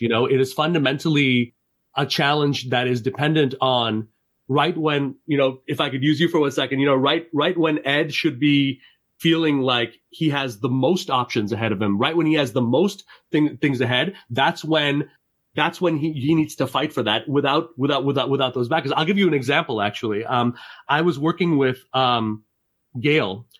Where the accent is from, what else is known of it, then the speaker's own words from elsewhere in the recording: Montreal, Quebec, Canada; now in upstate New York, United States; I grew up in Montreal.